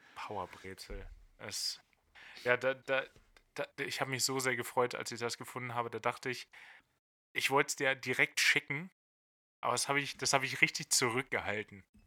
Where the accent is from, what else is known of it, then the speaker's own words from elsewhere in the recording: Lower Saxony, Germany; Ich bin Niedersachse